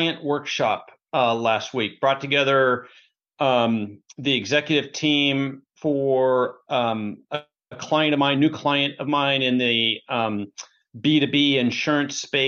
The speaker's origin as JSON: {"language": "English", "town": "Portland", "region": "Oregon", "country": "United States", "tie": "born or raised there", "moved": "yes", "lives_now": "Bellevue, United States", "said": "I grew up in Portland, Oregon as the youngest of four."}